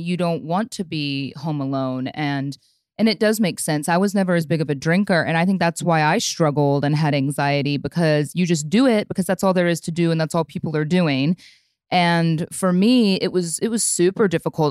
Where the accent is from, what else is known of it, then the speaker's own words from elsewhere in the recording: Midwest, United States; also born or lived in Chicago / Austin; now in Dallas, United States; I grew up in the Midwest and lived in Chicago before I moved to Texas